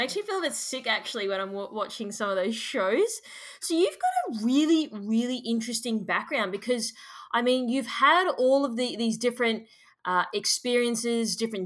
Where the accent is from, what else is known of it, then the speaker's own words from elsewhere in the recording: Australia; as an Australian